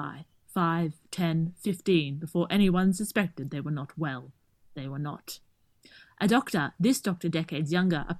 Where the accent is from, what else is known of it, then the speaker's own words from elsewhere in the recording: Australia; we tend to slur and speak fast because we're Australian